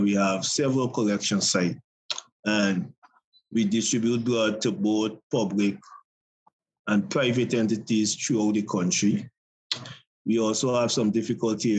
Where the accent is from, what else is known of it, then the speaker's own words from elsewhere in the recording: Guyana; I'm from Guyana, South America, neighbor with Venezuela, Brazil